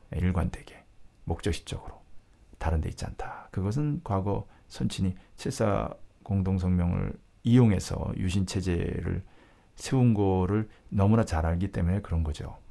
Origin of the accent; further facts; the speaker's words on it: South Korea; moved away; 남쪽에서 자라서